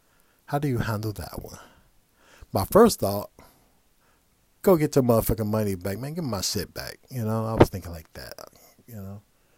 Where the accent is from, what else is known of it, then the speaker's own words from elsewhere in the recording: Midwest, United States; now in Los Angeles, United States; Now, as I mentioned earlier, I'm from the Midwest. So when I moved out to LA, it was just an amazing place to be.